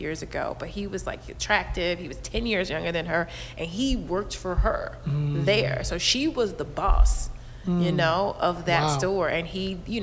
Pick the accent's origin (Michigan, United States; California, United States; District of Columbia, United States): California, United States; Inglewood; also born or lived in San Francisco / New York; I grew up in Inglewood